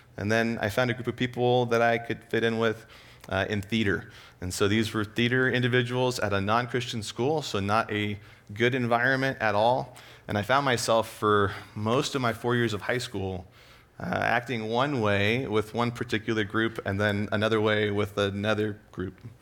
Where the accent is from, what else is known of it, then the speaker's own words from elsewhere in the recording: Escondido, California, United States; I grew up in Southern California, Escondido area.